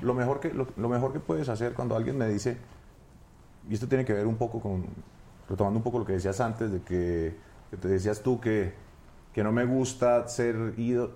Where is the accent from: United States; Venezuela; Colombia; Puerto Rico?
Colombia; Bogotá; Yo soy de Bogotá. De Bogotá. Yo nací en la capital.